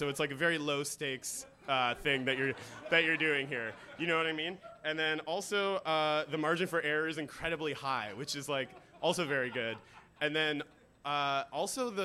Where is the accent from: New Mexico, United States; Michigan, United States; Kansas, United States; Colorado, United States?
Michigan, United States; Detroit; moved away as an adult; now in Toronto, Canada; Detroit, which is where I'm from